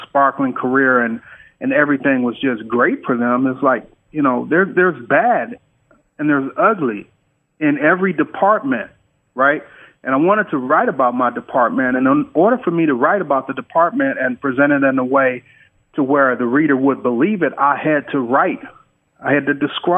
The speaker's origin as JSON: {"language": "English", "town": "Detroit", "region": "Michigan", "country": "United States", "tie": "born or raised there", "also_born_or_lived": "California", "moved": "as an adult", "said": "growing up in Detroit"}